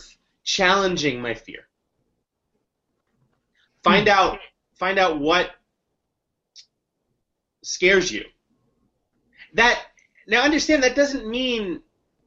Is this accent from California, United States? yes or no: no; New York City, New York, United States; I grew up in the Upper West Side, Manhattan, and I was a public school kid